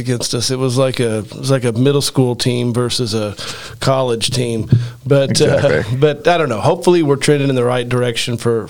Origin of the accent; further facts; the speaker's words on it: southern Indiana, United States; we're a couple of Midwestern guys born and raised in Indiana. I'm from a small farm town in southern Indiana.